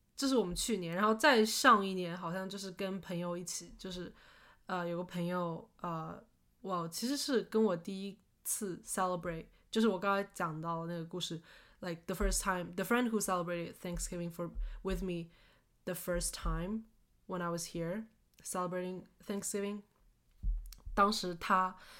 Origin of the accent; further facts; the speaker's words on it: Shaoxing, Zhejiang, China; now in Seattle, United States; 因为是我是在绍兴长大